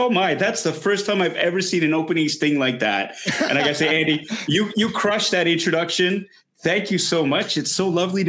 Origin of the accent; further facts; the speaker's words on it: Canada; growing up in Canada, Asian kid, big fan of Star Wars.